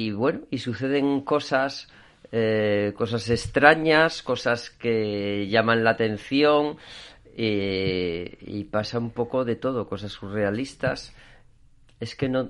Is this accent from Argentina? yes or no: no; León, Castile and León, Spain; moved away as an adult; now in Asturias, Spain; yo soy de León, vine aquí a Asturias